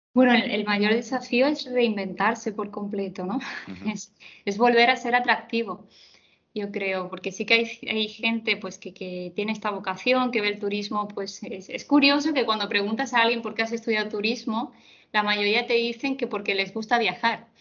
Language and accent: Spanish; Córdoba, Andalusia, Spain; also born or lived in Seville; soy de Córdoba, estudié en Sevilla, estudié psicología